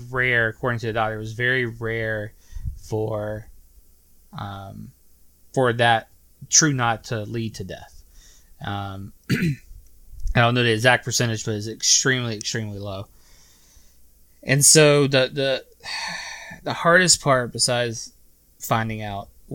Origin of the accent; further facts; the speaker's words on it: Sylvania, Georgia, United States; moved away; my hometown of Sylvania, Georgia